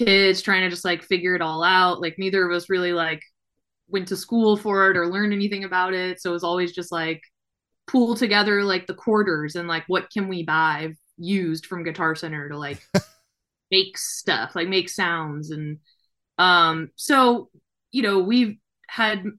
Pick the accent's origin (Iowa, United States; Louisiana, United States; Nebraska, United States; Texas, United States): Louisiana, United States; New Orleans; moved away as an adult; now in Nashville, United States; We both, my husband and I grew up in New Orleans.